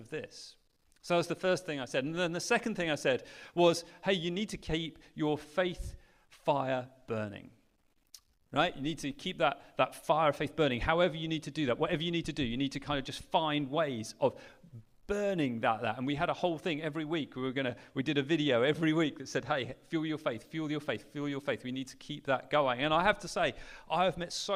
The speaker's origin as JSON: {"language": "English", "town": "Sheringham", "region": "East of England", "country": "United Kingdom", "tie": "born or raised there", "also_born_or_lived": "Mozambique", "said": "I grew up in Norfolk in a little town called Sheringham on the North Norfolk coast."}